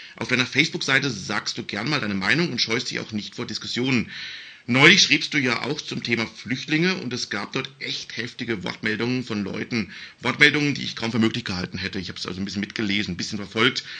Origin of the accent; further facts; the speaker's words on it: Baden-Württemberg, Germany; bei uns in Baden-Württemberg